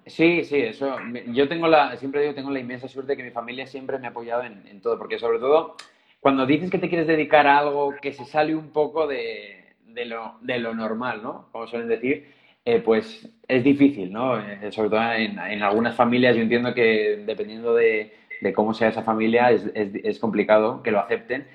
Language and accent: Spanish; Zaragoza, Aragon, Spain; moved away as an adult; now in Madrid, Spain; unos años tocando en mi ciudad natal, en Zaragoza